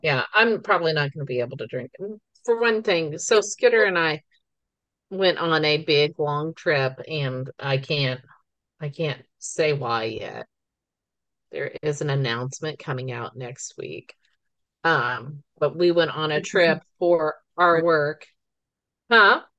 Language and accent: English; the Ozarks, United States; also born or lived in Forsyth, Missouri; We are two sisters from the Ozarks